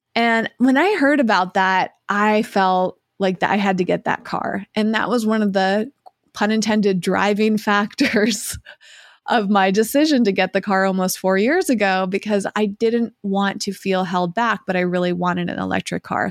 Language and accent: English; Massachusetts, United States; moved away as an adult; my hometown of Massachusetts